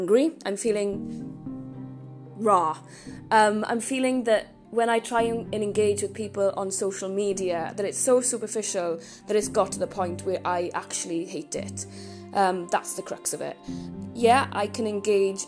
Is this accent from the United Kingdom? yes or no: yes; Merthyr Tydfil, Wales, United Kingdom; I was born in Merthyr Tydfil. I grew up there in the 1980s.